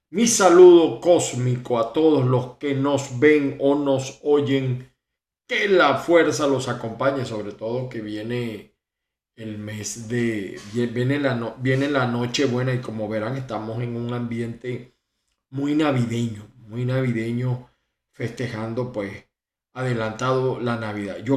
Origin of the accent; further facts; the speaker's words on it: Venezuela; siempre pensando en Venezuela, no solamente en mi familia, sino en el pueblo venezolano, porque esa es mi tierra, mi amada, mi amada tierra